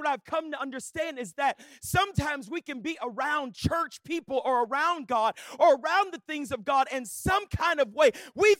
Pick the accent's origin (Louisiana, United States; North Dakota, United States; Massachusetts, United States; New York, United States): Louisiana, United States; I grew up in Southwest Louisiana. I was literally like born in church like my whole life.